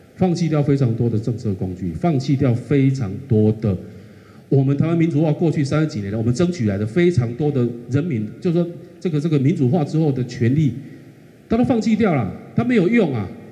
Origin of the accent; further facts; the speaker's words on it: Kaohsiung, Taiwan; 我作为一个土生土长的高雄人